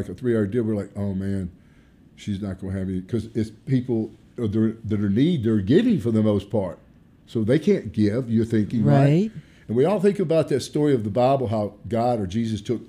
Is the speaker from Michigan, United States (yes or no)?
no; Arkansas, United States; I'm from Arkansas, Joyner, Arkansas, where my family's originally from